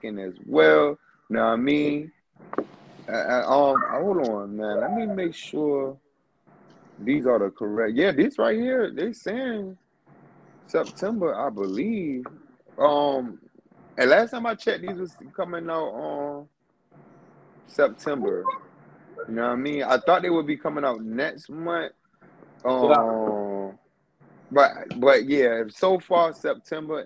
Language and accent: English; Virginia, United States; I'm from Virginia